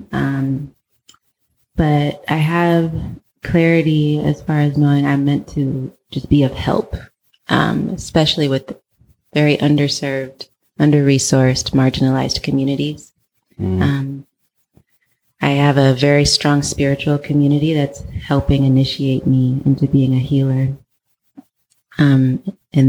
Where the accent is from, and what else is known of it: Oakland, California, United States; born or raised there; also born or lived in Ukraine